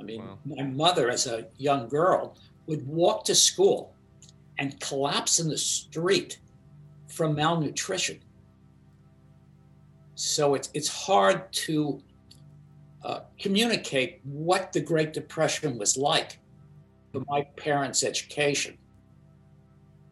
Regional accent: New York City, New York, United States; I grew up in Brooklyn

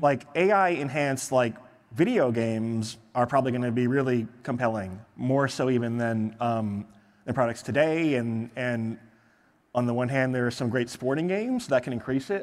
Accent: Michigan, United States; I'm from Michigan.

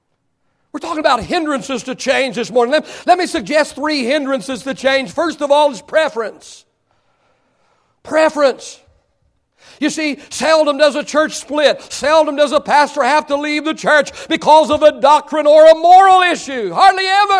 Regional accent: Oklahoma, United States; I was raised in Oklahoma.

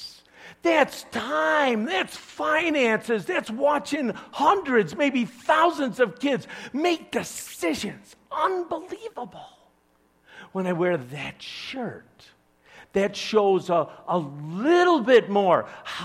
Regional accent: Chicago, Illinois, United States; I'm from Chicago

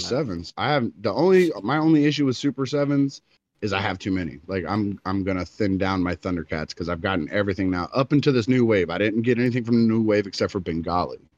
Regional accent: Florida, United States; I'm from Florida

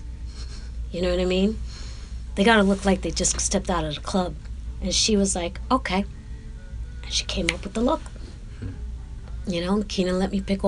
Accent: New York City, New York, United States; moved away as an adult; also born or lived in Los Angeles; I'm from Brooklyn

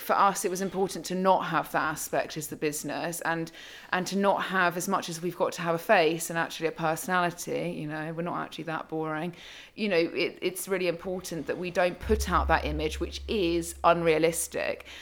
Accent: United Kingdom; also born or lived in London; I'm born, bred British, um, and have lived in London for many years

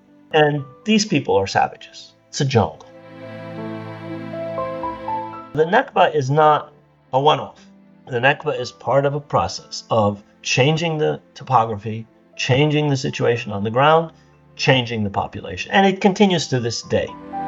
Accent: United States; born there; also born or lived in Arab world; My family is originally from Jerusalem. I was born in the United States because my father couldn't go back after 1948 to Palestine

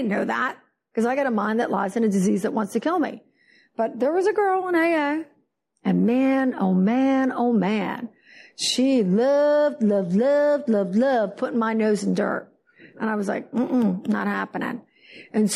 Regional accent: Philadelphia, New Jersey, United States; now in Fort Lauderdale, United States; I am from New Jersey, Philadelphia.

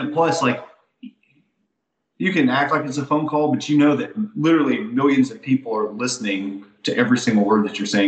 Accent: Alabama, United States; I'm still from Alabama

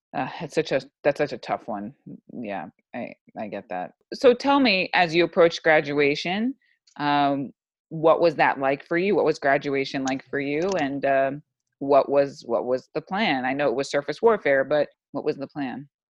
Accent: New York, United States; I'm from New York

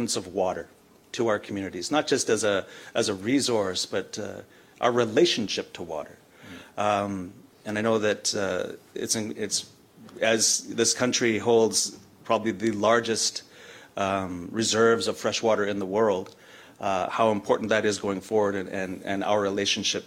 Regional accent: Lytton, British Columbia, Canada; as a youth growing up in Lytton

